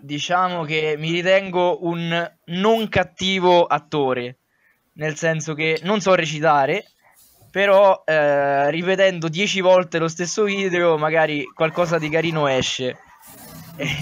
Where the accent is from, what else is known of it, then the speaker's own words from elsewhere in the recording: Sonnino, Lazio, Italy; mio paese, di Sonnino